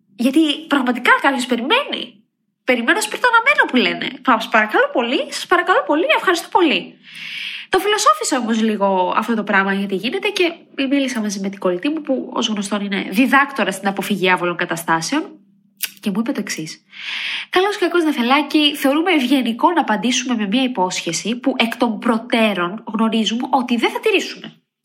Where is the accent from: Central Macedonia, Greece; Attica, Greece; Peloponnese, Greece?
Central Macedonia, Greece; Edessa; moved away; είμαι από Έδεσα